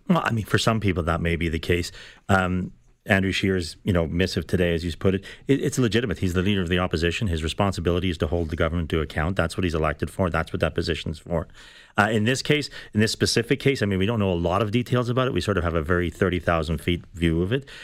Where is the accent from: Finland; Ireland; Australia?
Ireland; now in Canada; I'm Irish. I came from Ireland. We, I came here in the nineteen seventies.